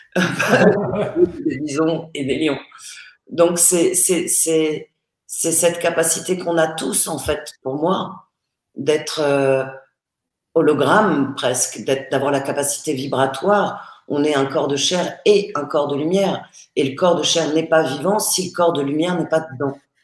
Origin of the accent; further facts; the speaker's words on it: Paris, Île-de-France, France; je suis née à Paris